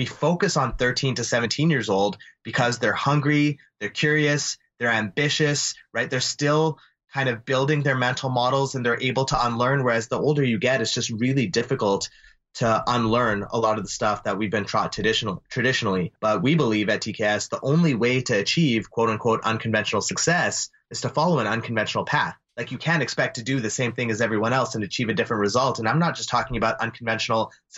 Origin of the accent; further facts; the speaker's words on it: Calgary, Alberta, Canada; we grew up in Calgary